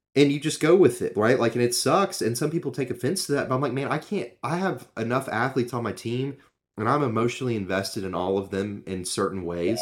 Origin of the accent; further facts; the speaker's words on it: Knoxville, Tennessee, United States; I grew up in Knoxville